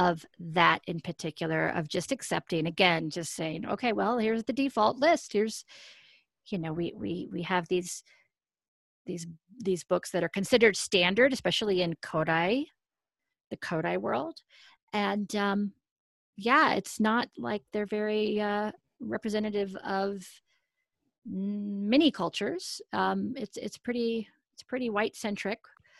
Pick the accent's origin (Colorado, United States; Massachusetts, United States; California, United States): Colorado, United States; I grew up in Colorado